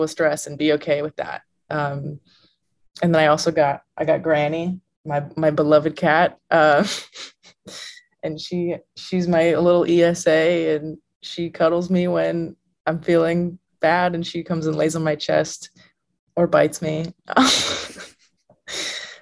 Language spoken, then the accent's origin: English; Illinois, United States; moved away as an adult; now in Texas, United States; I'm from Illinois, and I'm in Texas, which is a long ways away.